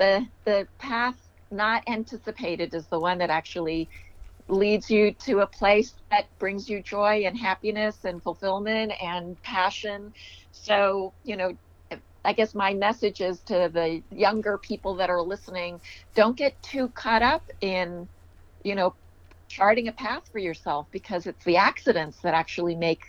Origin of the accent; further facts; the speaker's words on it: California, United States; accent: Maryland; didn't realize that I actually spoke English with a Maryland accent growing up in California until I was a little older when people kept saying, "Where are you from?" It's like, "I'm from here."